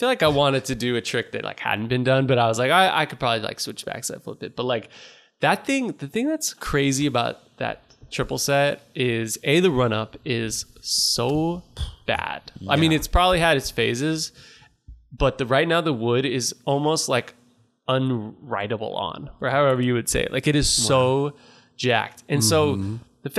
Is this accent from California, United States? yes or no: yes; Napa, California, United States; We grew up in Napa together skating